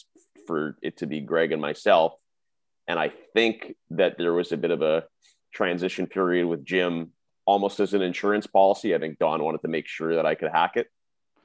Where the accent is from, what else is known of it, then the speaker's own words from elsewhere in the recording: Saskatchewan, Canada; also born or lived in Toronto; now in Vancouver, Canada; I grew up in Saskatchewan.